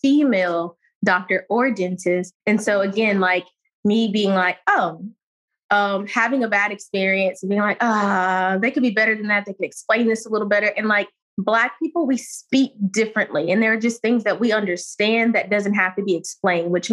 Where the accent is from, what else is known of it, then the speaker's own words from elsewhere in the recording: Saginaw, Michigan, United States; moved away as an adult; also born or lived in Jackson, Mississippi; I came from Michigan and I went down to Jackson State